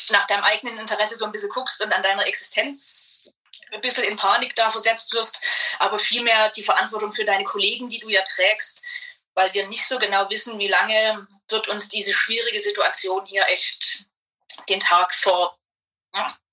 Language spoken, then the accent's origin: German; Zwickau, Saxony, Germany; accent: Saxon; Aus der schönen Stadt Zwickau also, die man kennen muss, weil das praktisch der Nabel der Welt ist.